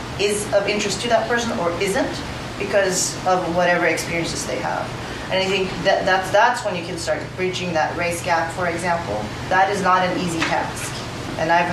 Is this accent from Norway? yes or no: yes; Norway; moved away; I grew up in Norway